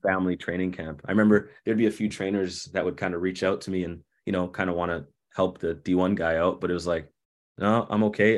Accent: Toronto, Ontario, Canada; now in Winnipeg, Canada; I grew up in Toronto

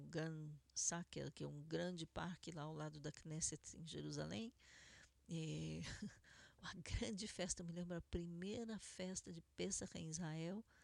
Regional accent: Argentina; Portuguese is a second language; dissemos, nós somos argentinos, não somos sefaradim.

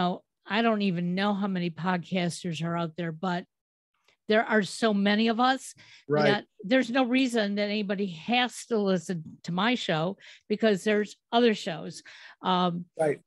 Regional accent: Cleveland, Ohio, United States; I'm from Cleveland

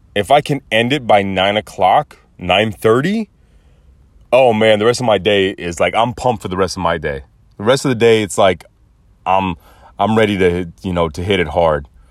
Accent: United States; I was raised to be the all-American boy

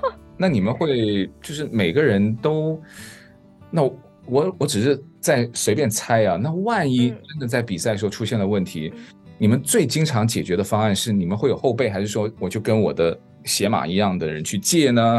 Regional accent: southern China, China; 我是嗯。南方人

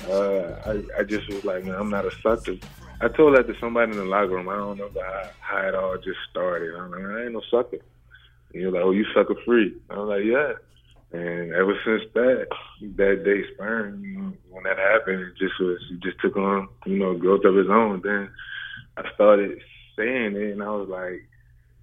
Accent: New Orleans, Louisiana, United States; now in Charlotte, United States; I'm actually from New Orleans

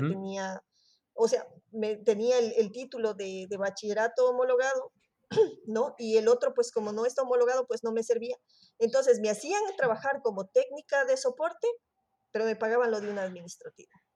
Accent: Ecuador; moved away as an adult; also born or lived in Barcelona area, Spain; now in Spain; soy de Ecuador

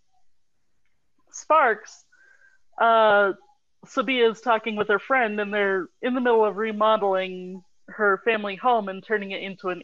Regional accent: Colorado, United States; also born or lived in Texas; I was raised in Colorado

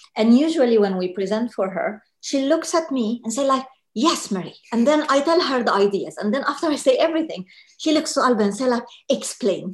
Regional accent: Egypt; moved away as an adult; now in London, United Kingdom; Egypt, born and raised uh, in Egypt, moved to London 2008

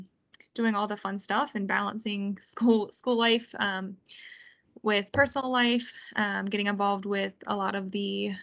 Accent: Kentucky, United States; I'm from Kentucky

